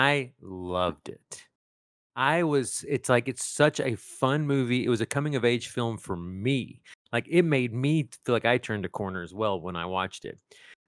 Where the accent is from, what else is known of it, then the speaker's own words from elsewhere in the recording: East Texas, United States; Well, I grew up in East Texas